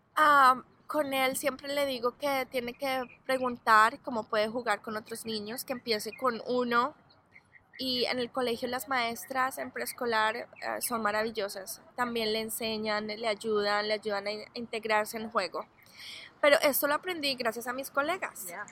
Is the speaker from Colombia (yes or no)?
yes; Colombia; now in Arizona, United States; yo soy de Colombia, toda mi familia vive en Colombia